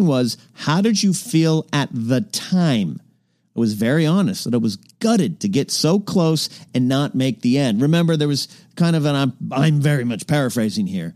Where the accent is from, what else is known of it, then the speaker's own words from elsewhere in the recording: Arroyo Grande, California, United States; moved away; my hometown of Rio Grande